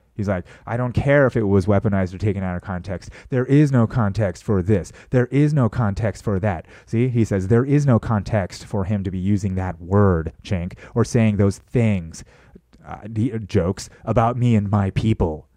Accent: United States; I'm an American.

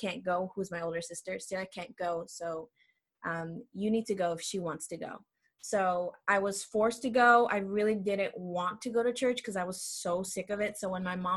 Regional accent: El Salvador; moved away; I'm from El Salvador

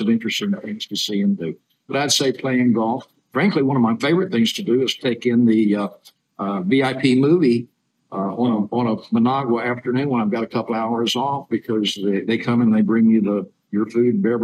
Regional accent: Oklahoma, United States; moved away as an adult; now in Nicaragua; People think I'm from Texas, but I'm from Oklahoma, which is a distinct difference

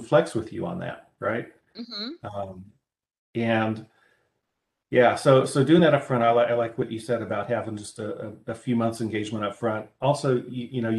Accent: Midwest, United States; accent: Midwestern; my Midwestern accent

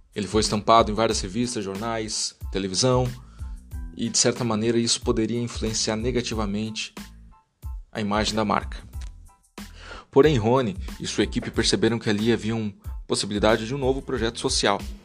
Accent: Brazil; Como brasileiros

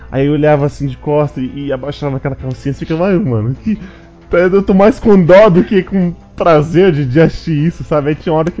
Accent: Brazil; eu sou do Brasil

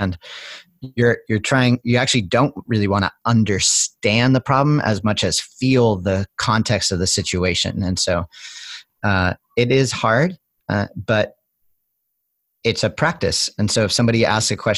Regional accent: Cape Cod, outside of Boston, New England, Massachusetts, United States; I grew up as young in New England, where I grew up outside of Boston on Cape Cod

